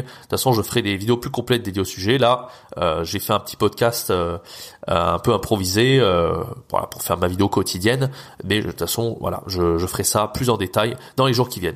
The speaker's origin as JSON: {"language": "French", "country": "France", "said": "nous en tant que Français, on a un accent très fort"}